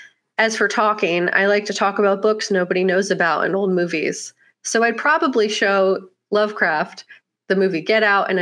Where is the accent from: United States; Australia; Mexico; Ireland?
Mexico; Mexico City; In a way, he was one of my best friends as an awkward kid growing up in Mexico City, which sounds bizarre, but it's true.